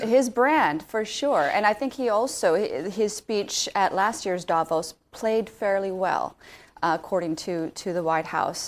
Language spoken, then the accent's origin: English; Alaska, United States; moved away; also born or lived in London, United Kingdom; I'm from Alaska